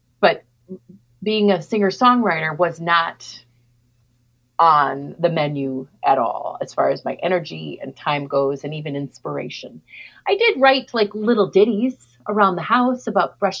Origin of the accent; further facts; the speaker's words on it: Minneapolis, Minnesota, United States; I'm from Minneapolis, Minnesota.